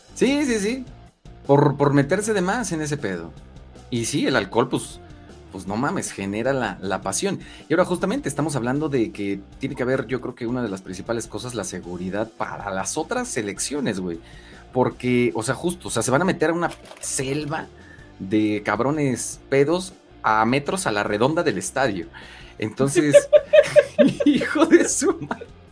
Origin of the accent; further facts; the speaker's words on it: Mexico; como somos los, mexicanos